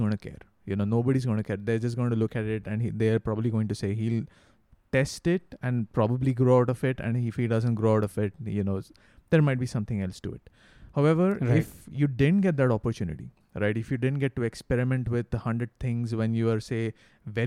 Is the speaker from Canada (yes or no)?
no; India; Ra and me, we are Indian people, you know, we have a different culture